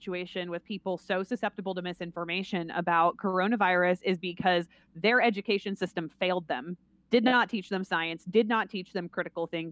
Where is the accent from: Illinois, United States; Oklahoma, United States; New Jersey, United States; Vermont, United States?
Vermont, United States; growing up in Vermont